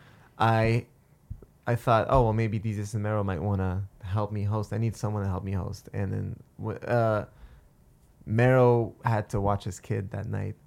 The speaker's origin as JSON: {"language": "English", "town": "Montreal", "region": "Quebec", "country": "Canada", "said": "I'm from Montreal or that I'm Dave's brother"}